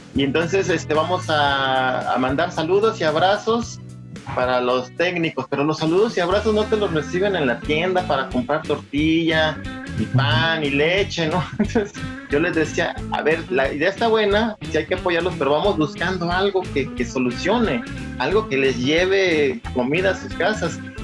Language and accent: Spanish; Guadalajara, Jalisco, Mexico; moved away as an adult; now in Los Angeles, United States; yo soy originario de Guadalajara y toda mi vida viví ahí hasta el año 2000 que vine a Los Ángeles